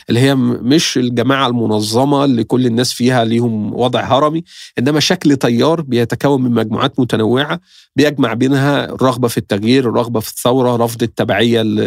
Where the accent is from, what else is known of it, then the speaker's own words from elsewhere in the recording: Egypt; احنا مصر